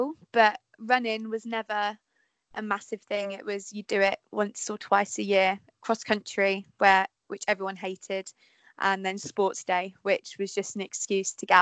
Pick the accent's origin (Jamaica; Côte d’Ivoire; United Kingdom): United Kingdom; Peterborough, East of England; I'm from Peterborough